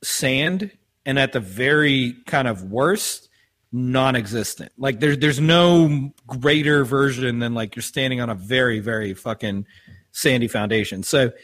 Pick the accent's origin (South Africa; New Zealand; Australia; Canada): South Africa; also born or lived in Oklahoma, United States; now in United States; he knew I was from South Africa